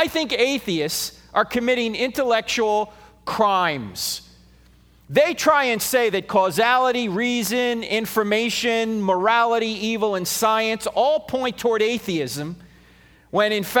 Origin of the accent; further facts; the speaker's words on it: New Jersey, United States; moved away; I'm originally from New Jersey, all right? So I speak at 150 words a minute with gusts to 350